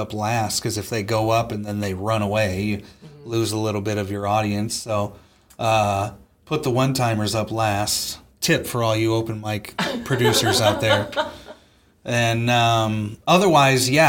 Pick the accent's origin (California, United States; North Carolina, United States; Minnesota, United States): California, United States; Southern; now in Wisconsin, United States; Southern California, born and raised